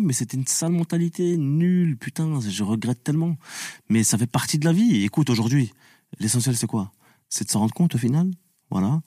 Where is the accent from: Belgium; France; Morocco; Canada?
France; also born or lived in Tunisia (ancestry); je suis français et tunisien